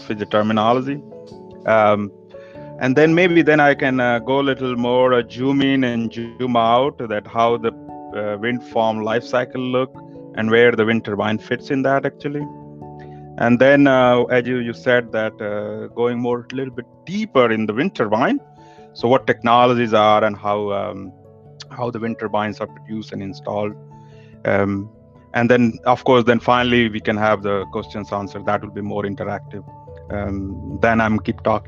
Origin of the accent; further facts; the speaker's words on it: India; now in Denmark; I come from India and living in Denmark